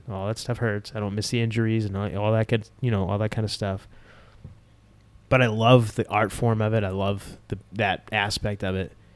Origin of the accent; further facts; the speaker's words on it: Boston, Massachusetts, United States; When I was growing up, it was always a sold out Boston Garden